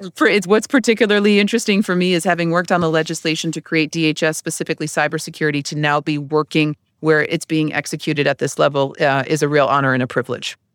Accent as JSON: {"language": "English", "region": "Connecticut", "country": "United States", "moved": "as an adult", "said": "I'm from Connecticut"}